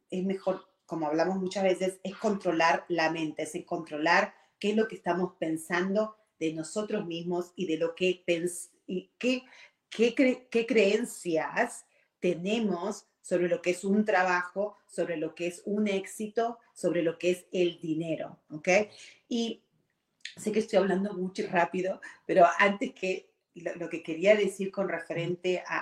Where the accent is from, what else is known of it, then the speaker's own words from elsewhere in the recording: Argentina; moved away as an adult; now in United States; Y yo, cuando tuve 18 años, vine de Argentina, que estábamos bien, éramos una, ya eh, en ese momento estábamos, no, éramos clase media, ¿ok? Pero vine a un país como es Estados Unidos, súper grande